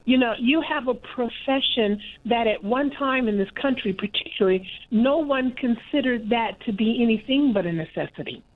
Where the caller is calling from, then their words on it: Kansas City, Missouri, United States; I'm calling from Kansas City, Missouri